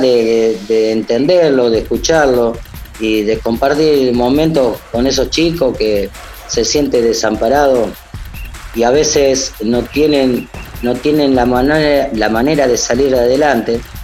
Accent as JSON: {"language": "Spanish", "town": "Rosario", "region": "Santa Fe", "country": "Argentina", "tie": "born or raised there", "said": "Yo me crié acá en Rosario Central, soy de Rosario"}